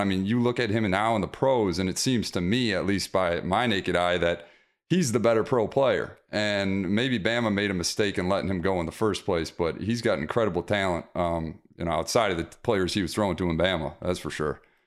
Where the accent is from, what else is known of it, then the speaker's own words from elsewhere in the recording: Detroit, Michigan, United States; my hometown, Detroit